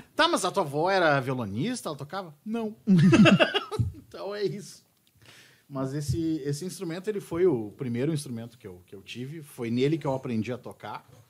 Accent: Bento Gonçalves, Rio Grande do Sul, Brazil; era Serra Gaúcha, sou de Bento Gonçalves.

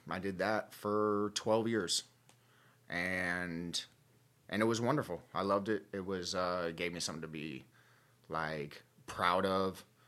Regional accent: Gainesville, Florida, United States; I'm from Gainesville, Florida.

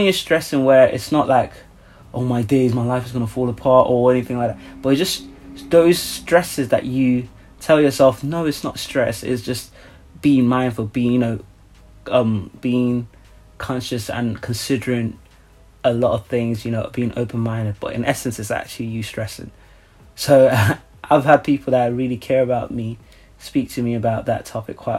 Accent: Nigeria; I'm from Nigeria

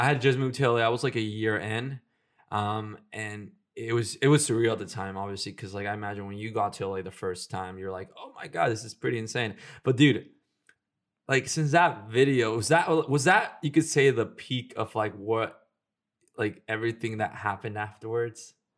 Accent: Houston, Texas, United States; moved away; when I was in Houston

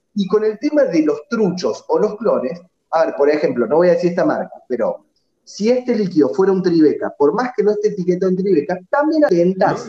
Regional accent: Córdoba, Argentina; now in Colazo, Argentina; Yo soy oriundo de Córdoba Capital, ahora vivo en Colazo, un pueblito de 10 cuadras por 4 del interior

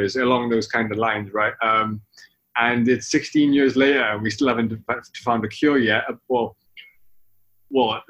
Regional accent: the Valleys of Wales, United Kingdom; moved away as an adult; now in Hong Kong; when I grew up in Wales, I'm Welsh

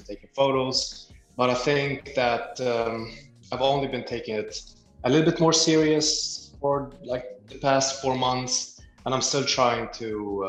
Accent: Libya; also born or lived in Germany; now in Sweden; I'm from Sweden. However, originally I'm from Libya. I've actually lived in Germany for like 6 years when I was a kid.

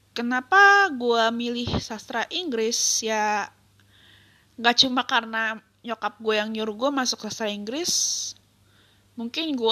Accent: Tangerang, Banten, Indonesia; born there; now in Bekasi, Indonesia; gue pindah ke Bekasi tahun 99 dari Tangerang tempat kelahiran gue. Tapi gue masih bingung, kenapa di KTP gue itu ditulis Jakarta gitu.

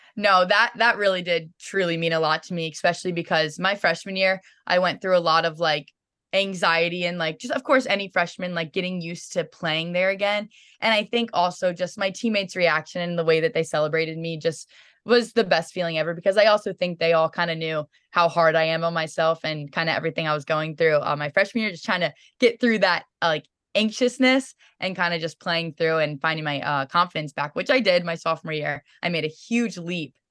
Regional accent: Sykesville, Maryland, United States; growing up in Maryland, it's awesome in itself

